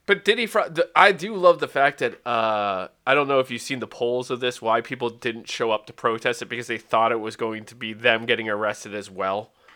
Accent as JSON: {"language": "English", "region": "Wales", "country": "United Kingdom", "said": "I'm Welsh, not English"}